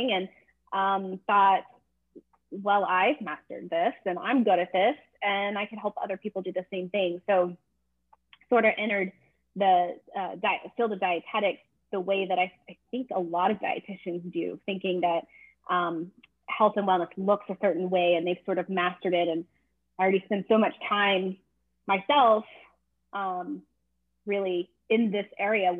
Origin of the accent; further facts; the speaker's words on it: Texas, United States; I grew up in Texas